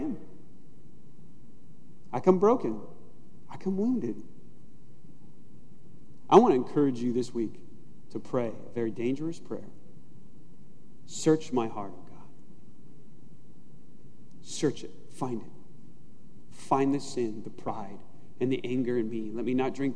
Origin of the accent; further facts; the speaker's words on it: United States; I'm an American Christian